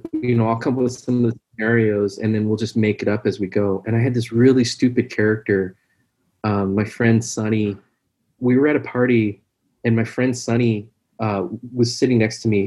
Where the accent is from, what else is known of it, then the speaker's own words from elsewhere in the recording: Seattle, Washington, United States; I'm from Seattle.